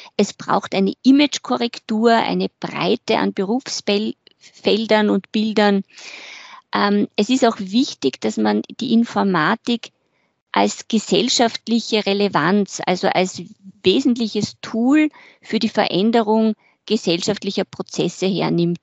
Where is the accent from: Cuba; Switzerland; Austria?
Austria; Carinthia; moved away; Ich bin in Kärnten groß geworden